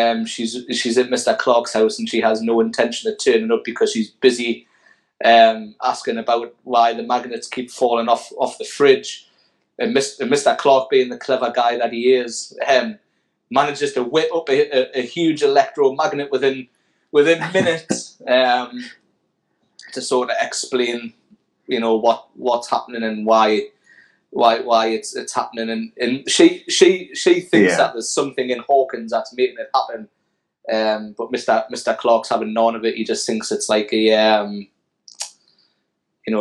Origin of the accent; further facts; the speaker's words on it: United Kingdom; I'm too British and too young